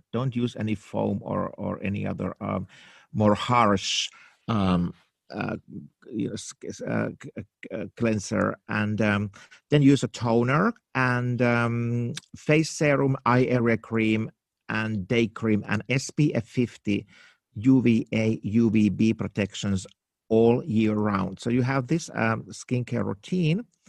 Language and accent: English; Helsinki, Uusimaa, Finland; English is a second language; moved away as an adult; also born or lived in New York, United States; now in Los Angeles, United States; I was born in Finland, in Helsinki, in a dark night in nineteen sixty-nine